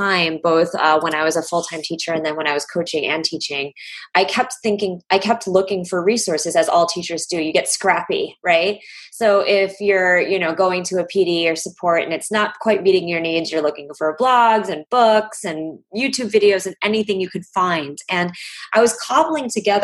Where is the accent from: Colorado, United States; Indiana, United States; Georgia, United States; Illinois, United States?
Illinois, United States; Chicago; the whole world coming to my hometown and seeing beautiful, delicious Chicago